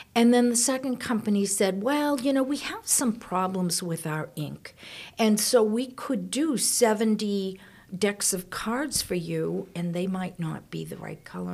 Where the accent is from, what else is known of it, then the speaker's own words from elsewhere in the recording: outside of Boston, Massachusetts, United States; I grew up outside of Boston